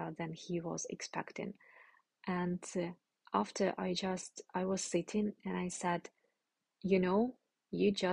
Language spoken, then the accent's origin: English; Ukraine; moved away as an adult; I will come back to Ukraine. I will spend maybe a month in total in Ukraine, visiting my family and friends